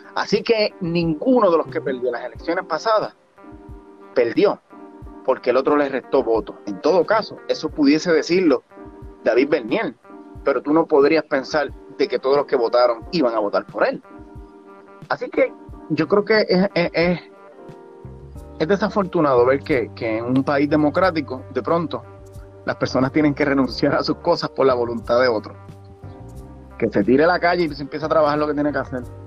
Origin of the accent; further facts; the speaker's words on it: San Sebastián, Puerto Rico; yo soy natural de San Sebastián, soy un, jibarito del campo